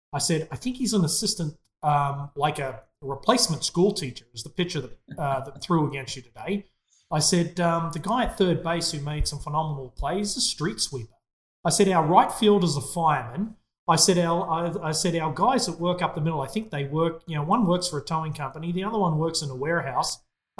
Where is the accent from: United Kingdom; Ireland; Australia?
Australia; as an Australian, incredibly proud of that moment.